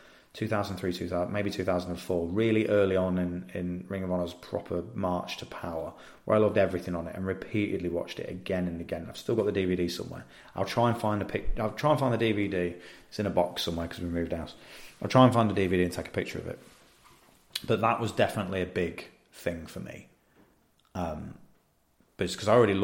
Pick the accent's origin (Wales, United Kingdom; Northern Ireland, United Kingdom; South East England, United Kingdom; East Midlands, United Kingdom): East Midlands, United Kingdom; Leicestershire; I grew up in Leicestershire near Twycross Zoo